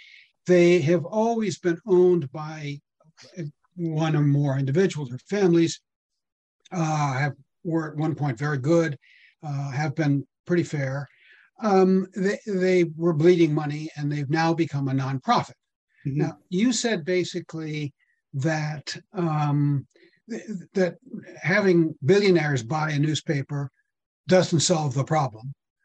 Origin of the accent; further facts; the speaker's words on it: Connecticut, United States; I grew up in Northwestern Connecticut. I was just back there last week, and there's a local newspaper, the Lakeville Journal